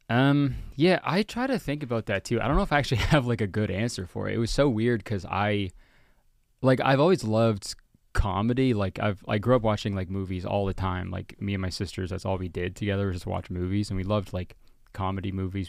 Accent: Whitby, Ontario, Canada; also born or lived in Hamilton, Ontario / Toronto, Ontario; I grew up in Whitby, Ontario

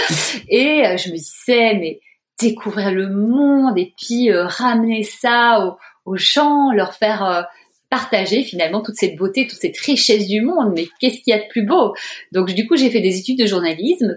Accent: Brussels, Brussels-Capital Region, Belgium; moved away; j'ai grandi dans un beau pays, le plat pays qui est le mien

